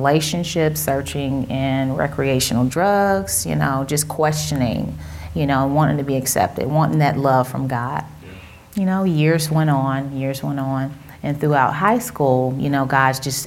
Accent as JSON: {"language": "English", "town": "Cincinnati", "region": "Ohio", "country": "United States", "accent": "Southern", "said": "Now, I'm from Cincinnati, but I tend to have an accent sometimes. You know, my family is from Mississippi, so I'm believing that's where it comes from"}